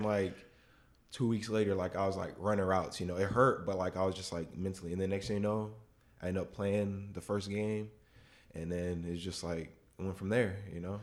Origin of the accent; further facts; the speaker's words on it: West Palm Beach, Florida, United States; moved away; I'm from West Palm Beach